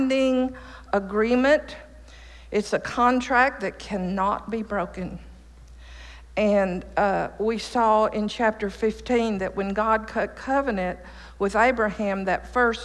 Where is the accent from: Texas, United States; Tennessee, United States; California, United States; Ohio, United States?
Texas, United States; East; also born or lived in Chicago, Illinois; I moved to Texas in 1949 from Chicago to my daddy's dairy farm in East Texas